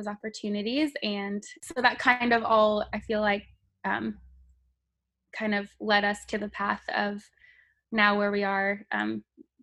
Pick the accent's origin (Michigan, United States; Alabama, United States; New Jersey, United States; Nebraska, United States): Nebraska, United States; Grand Island; I was born and raised in Grand Island